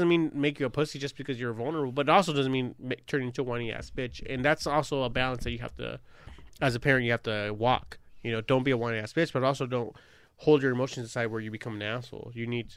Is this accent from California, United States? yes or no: yes; Long Beach, California, United States; a 13-year-old kid growing up in Long Beach